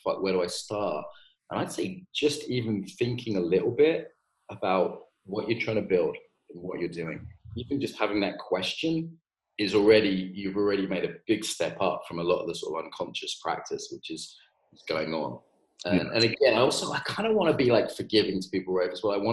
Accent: Ireland; I'm getting Irish again

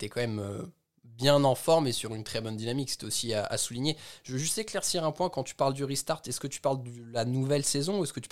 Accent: Belgium; je suis belge

